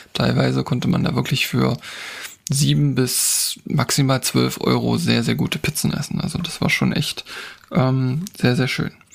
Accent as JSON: {"language": "German", "country": "Germany", "also_born_or_lived": "Harz", "said": "bei uns in Deutschland"}